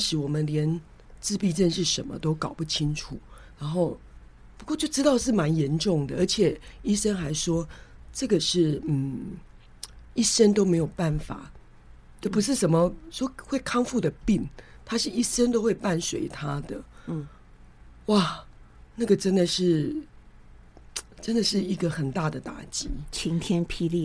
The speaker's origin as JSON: {"language": "Chinese", "town": "Kaohsiung", "country": "Taiwan", "moved": "yes", "lives_now": "Taipei, Taiwan", "said": "我妹妹是住高雄，我住台北，我本来是高雄人嘛"}